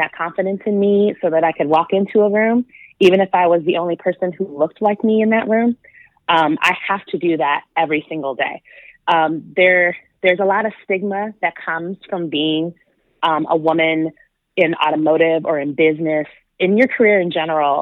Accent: Michigan, United States; moved away as an adult; now in Southern California, United States; I grew up in Michigan

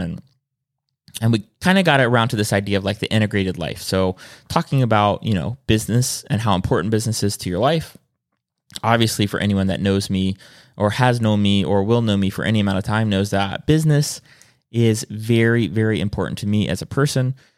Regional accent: South Carolina, United States; I'm from South Carolina

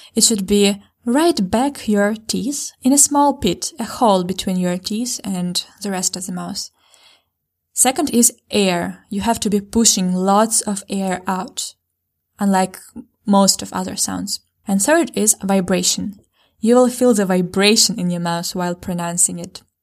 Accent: Ukraine; first language Ukrainian; English is a second language; Ukrainian is my native language. I was born and raised in Ukraine

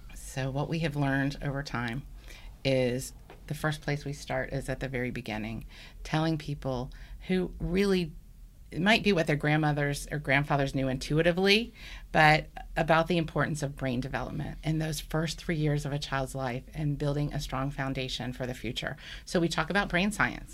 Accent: Birmingham, Alabama, United States; also born or lived in Washington, D.C. / Baltimore, Maryland; now in Atlanta, United States; I grew up in Birmingham, Alabama, and moved to Atlanta with my family about thirteen years ago now

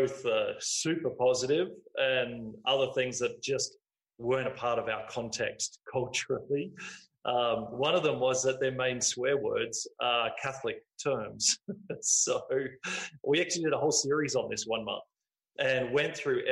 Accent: Australia; moved away as an adult; now in Montreal, Canada; we're from Australia

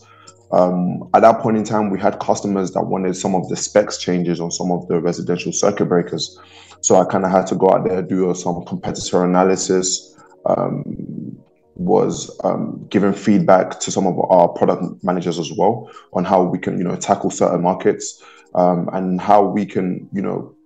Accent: London, United Kingdom; moved away; I was born and raised in London. I'm born and raised in the UK

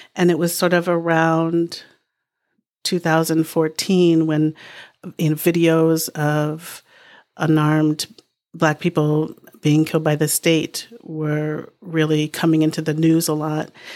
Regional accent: Boston, Massachusetts, United States; now in New Hampshire, United States; I grew up in Boston in a really sort of diverse pocket

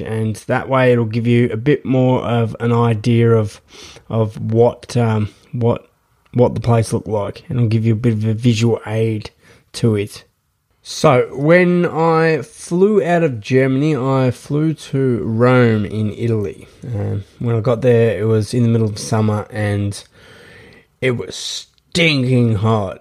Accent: Australia; I am from Australia

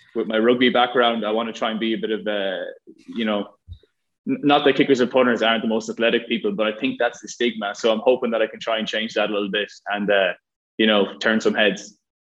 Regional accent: Ireland; moved away as an adult; from Ireland, uh, growing up in Ireland

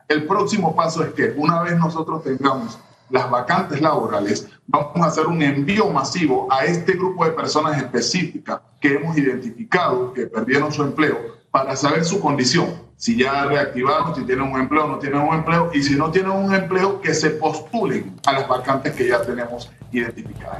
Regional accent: Panamá Oeste, Panama; soy de Panamá Oeste

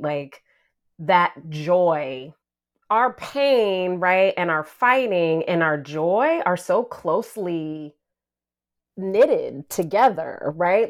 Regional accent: the South, United States; I identify as a Southerner

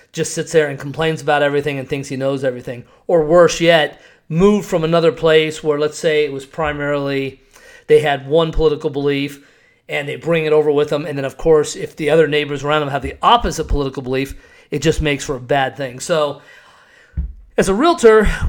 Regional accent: Scottsdale, Arizona, United States; also born or lived in Cave Creek, Arizona; Growing up in Scottsdale

